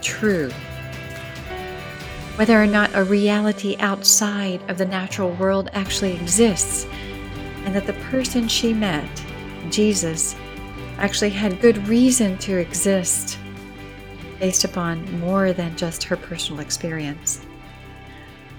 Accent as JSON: {"language": "English", "town": "Atlanta", "region": "Georgia", "country": "United States", "said": "As someone from Atlanta"}